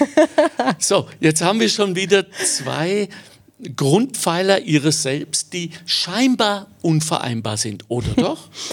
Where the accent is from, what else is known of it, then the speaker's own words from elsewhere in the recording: Ruhr area, North Rhine-Westphalia, Germany; now in Austria; Ich bin im Ruhrgebiet geboren, habe dort überhaupt gar keine Wurzeln mehr